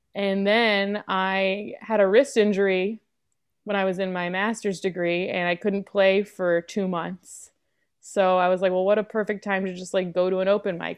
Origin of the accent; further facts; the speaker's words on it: New York City, New York, United States; I'm from New York City. I grew up in Lower Manhattan